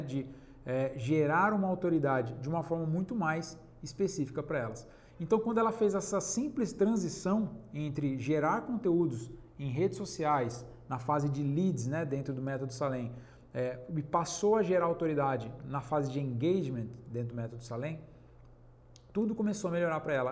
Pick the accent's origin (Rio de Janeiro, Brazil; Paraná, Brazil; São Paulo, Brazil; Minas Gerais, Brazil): São Paulo, Brazil; Penápolis; na minha cidade, eu sou de Penápolis, interior de São Paulo